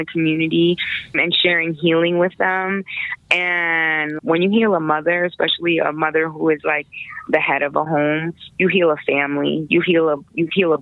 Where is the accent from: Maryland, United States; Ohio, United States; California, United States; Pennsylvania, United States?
Pennsylvania, United States; moved away as an adult; also born or lived in Brooklyn, New York / Queensbridge, New York / Hershey, Pennsylvania; now in Colorado, United States; So I was born in Brooklyn, New York. I was raised in Queensbridge. My family moved to Pennsylvania when I was like 9.